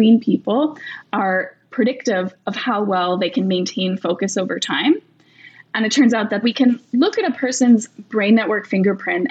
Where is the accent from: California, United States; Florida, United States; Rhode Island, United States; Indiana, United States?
Rhode Island, United States; I grew up in Rhode Island, and I was walking around Brown campus in high school